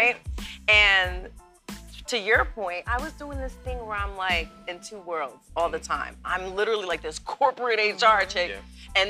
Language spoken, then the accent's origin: English; New Jersey, United States; also born or lived in Germany / Virginia Beach, United States; now in North Carolina, United States; I'm a Jersey girl and an Army brat. Mm-hmm. So I grew up in Germany and Jersey and Virginia Beach.